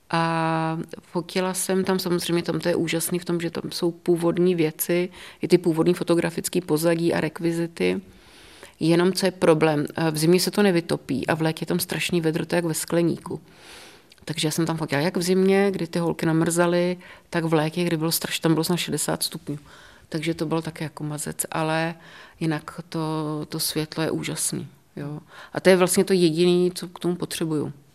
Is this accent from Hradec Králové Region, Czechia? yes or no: yes; Hořice, Hradec Králové Region, Czechia; also born or lived in Davle; now in Český Krumlov, Czechia; já jsem se narodila v Podkrkonoší, v Hořicích